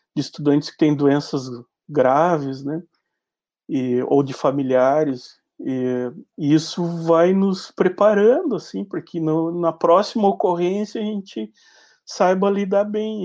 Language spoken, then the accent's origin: Portuguese; Uruguaiana, Rio Grande do Sul, Brazil; sou nascido em Uruguaiana, mas me criei em Uruguaiana